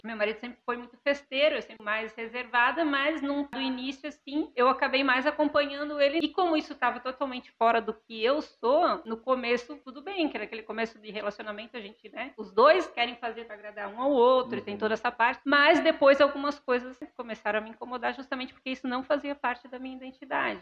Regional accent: São Francisco do Sul, Santa Catarina, Brazil; now in Jaraguá do Sul, Brazil; Eu sou natural de São Francisco do Sul.

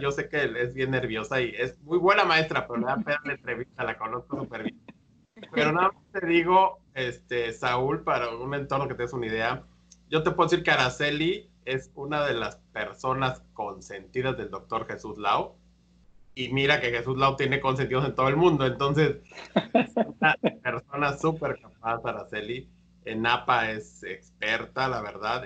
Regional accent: Mexico; los tres eh, hemos estado en México, somos mexicanos

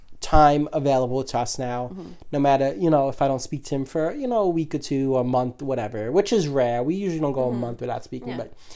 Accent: New York City, New York, United States; And we are from New York.

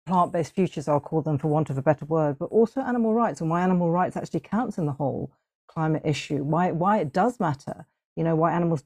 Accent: Hong Kong; I grew up in Hong Kong

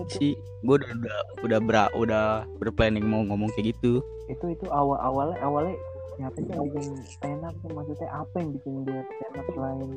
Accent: Java, Indonesia; Gue orang Jawa nih masalahnya iya, anjir.

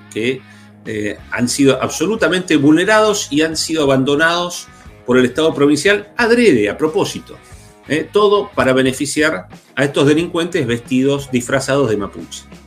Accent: Neuquén, Argentina; los que somos de Neuquén

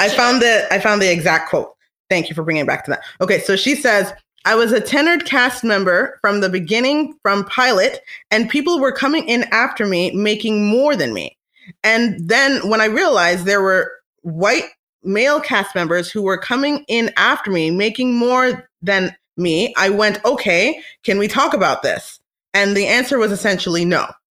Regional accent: Canada; We're Canadian

